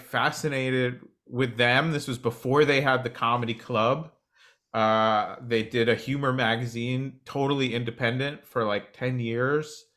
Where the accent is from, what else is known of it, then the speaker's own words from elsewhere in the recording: New Jersey, United States; moved away; I grew up on the East Coast. I grew up in New Jersey